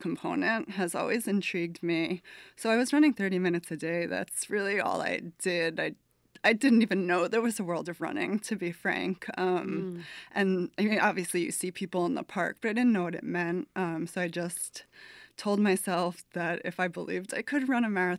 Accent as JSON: {"language": "English", "region": "New Jersey", "country": "United States", "tie": "born or raised there", "also_born_or_lived": "Brooklyn, New York", "moved": "as an adult", "lives_now": "New Orleans, United States", "said": "I was born and raised in New Jersey"}